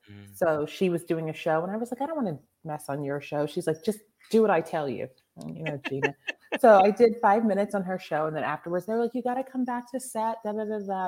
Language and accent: English; Mount Lebanon, Pennsylvania, United States; moved away; Mount Lebanon.